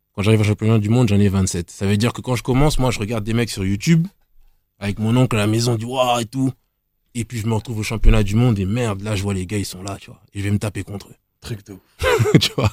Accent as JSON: {"language": "French", "town": "Nemours", "region": "Île-de-France", "country": "France", "said": "d'où je viens déjà, je viens de Nemours."}